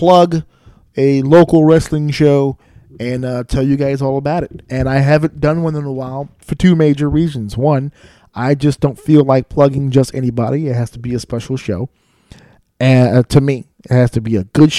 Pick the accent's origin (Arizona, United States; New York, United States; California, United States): New York, United States; New York City; my hometown of New York City, where I live and where I raised my son and where I have all of my life right here in New York City